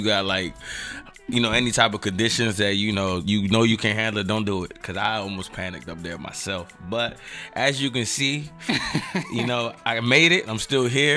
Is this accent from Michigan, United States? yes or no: no; Silver Spring, Maryland, United States; born and raised in Silver Spring